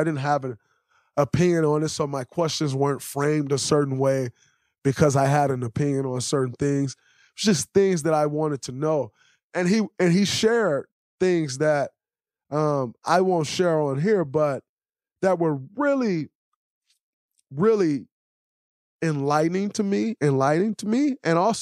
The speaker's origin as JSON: {"language": "English", "country": "United States", "said": "As an American"}